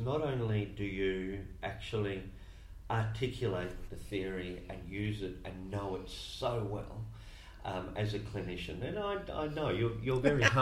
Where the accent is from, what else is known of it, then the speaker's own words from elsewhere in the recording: Melbourne, Victoria, Australia; now in Cairns, Australia; I'm from Melbourne